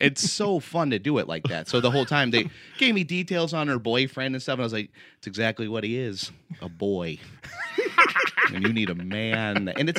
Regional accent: United States; I guess it's just a web series based on characters that I grew up with in Wayne County.

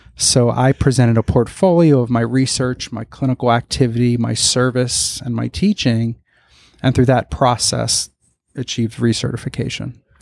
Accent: Broward County, South Florida, United States; also born or lived in Philadelphia / Palm Beach County; I was born in Philadelphia, but I grew up in South Florida, Broward County area

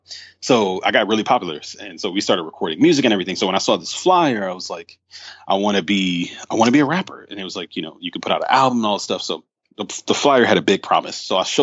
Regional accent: New York City, New York, United States; also born or lived in Atlanta; I was born in Bed-Stuy, mm-hmm. Brooklyn. And I lived with my aunt for the first seven years of my life in Bed-Stuy

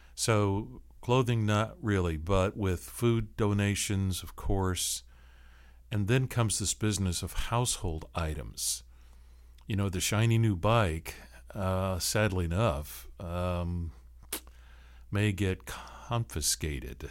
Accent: Seattle, Washington, United States; now in Tallahassee, United States; I grew up on the West Coast, Seattle area

